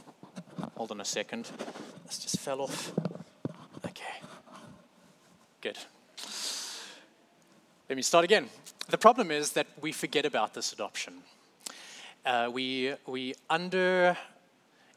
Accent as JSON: {"language": "English", "country": "South Africa", "moved": "as an adult", "lives_now": "United States", "said": "I'm from South Africa"}